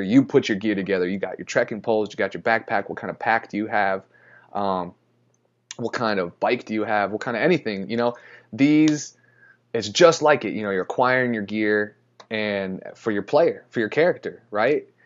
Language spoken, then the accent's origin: English; Florida, United States; moved away; I'm from Florida